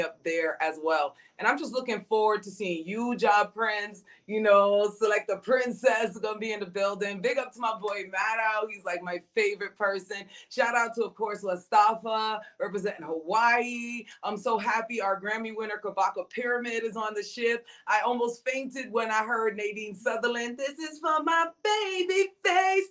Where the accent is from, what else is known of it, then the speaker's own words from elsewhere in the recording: Jamaica; I'm Jamaican